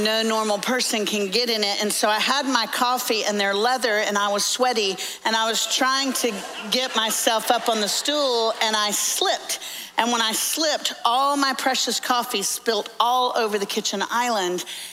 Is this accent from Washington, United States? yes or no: no; Orlando, Florida, United States; now in Nashville, United States; I'm actually from Orlando, so I'm a Florida fan. Lived in Tennessee for 30 years, which is why I sound like I was raised in a barn now.